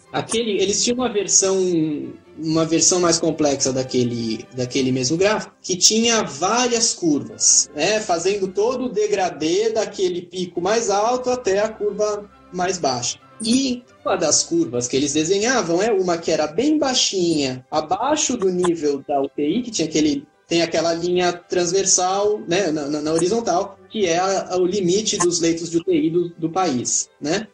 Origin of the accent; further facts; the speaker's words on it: São Paulo, Brazil; moved away as an adult; also born or lived in Germany / Nigeria; now in Netherlands; Eu sou de São Paulo e eu tô na Holanda há muito pouco tempo